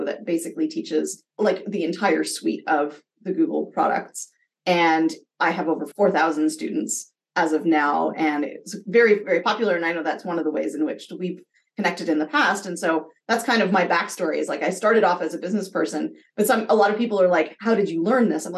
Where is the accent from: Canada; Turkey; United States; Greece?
Canada; being Canadian and earning US dollars